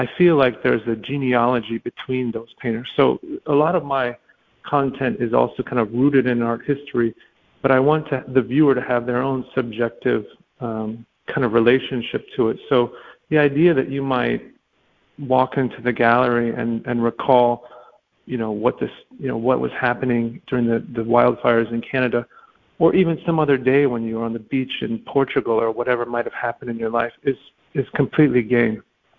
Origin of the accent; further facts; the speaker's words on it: Alaska, United States; also born or lived in different places; I grew up in Alaska and different places, and I always was struck by grand vistas, and I just kind of grew up like that naturally, and the capacity of the landscape.